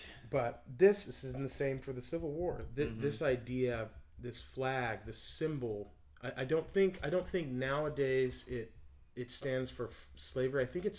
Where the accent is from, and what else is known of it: Canby, Oregon, United States; born or raised there